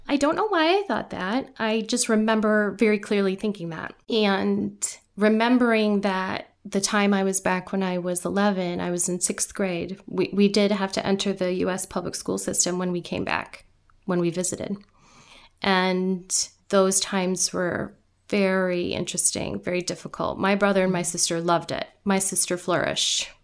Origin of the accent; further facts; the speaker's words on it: Guyana; first language Guyanese Creole; now in United States; I grew up in Guyana, South America